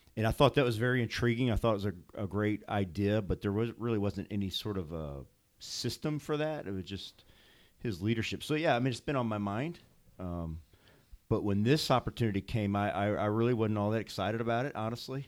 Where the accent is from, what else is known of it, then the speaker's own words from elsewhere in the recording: St. Louis, Missouri, United States; moved away as an adult; also born or lived in Bosnia; I grew up in Saint Louis, out in the county. And, uh, consider this my hometown